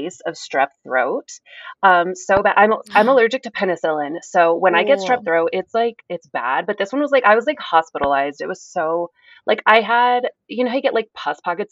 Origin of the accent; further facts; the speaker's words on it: New Mexico, United States; growing up in New Mexico